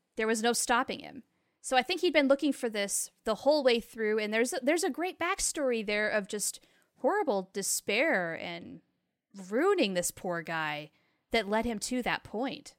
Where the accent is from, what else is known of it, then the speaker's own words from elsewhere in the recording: United States; as an American woman